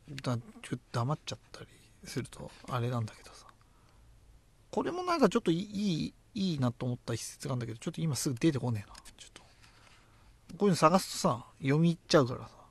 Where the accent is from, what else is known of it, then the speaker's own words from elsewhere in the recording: Tochigi, Japan; うちの地元もやっぱり でっけえゲーセンとかあって栃木なんだけど